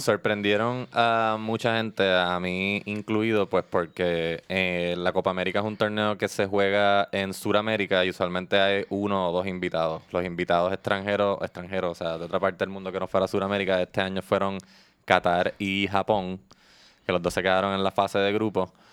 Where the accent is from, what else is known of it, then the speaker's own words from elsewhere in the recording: Puerto Rico; aquí en Puerto Rico